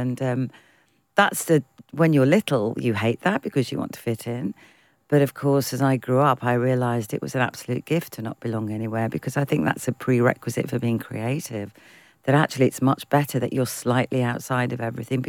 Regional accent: United Kingdom; All of our influences are British. We are British.

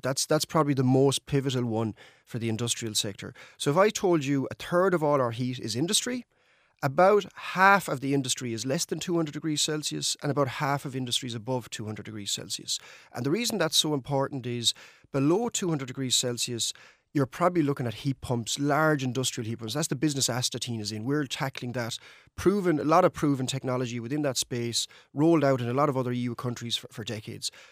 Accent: Mayo, Connacht, Ireland; moved away as an adult; also born or lived in Denmark; when I grew up in Mayo, our town was in decline

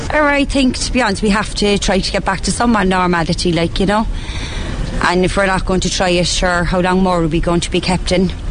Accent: Italy; English is a second language; now in Ireland; I'm from Italy, so I have other experience at home

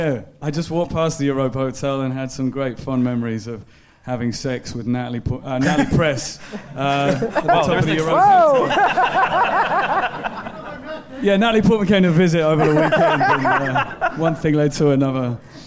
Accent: Belfast, Northern Ireland, United Kingdom; accent: Belfast; now in London, United Kingdom; I remember leaving Belfast thinking, I can't even remember how to speak in my own accent.

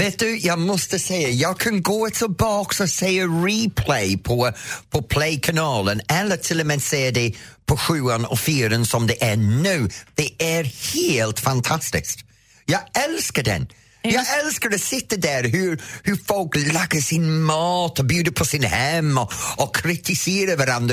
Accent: Edenfield, North West England, United Kingdom; now in Sweden; jag växte upp i Edensfield

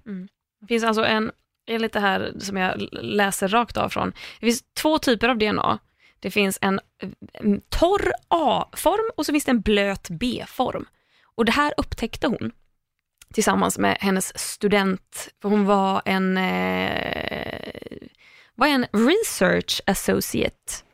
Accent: Sweden; som svensk

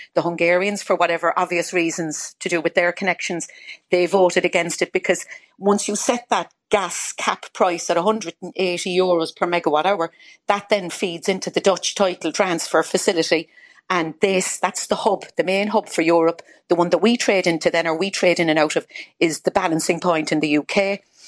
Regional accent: Ireland; now in United Kingdom; I'm Irish

